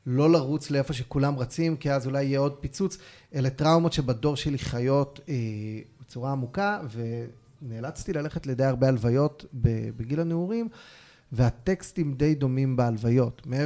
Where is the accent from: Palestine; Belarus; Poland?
Palestine; Ofra, West Bank; תראה, תראה גדלתי בעופרה, בתקופת האינתיפאדה בדיוק.